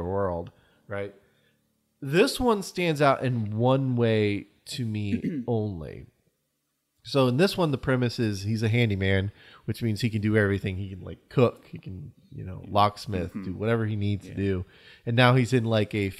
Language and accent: English; United States; we're American